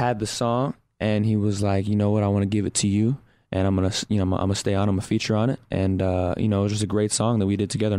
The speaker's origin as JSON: {"language": "English", "region": "Texas", "country": "United States", "said": "I'm from Texas. I got to throw those Texas roots in there. You know, got to bring the countryside out."}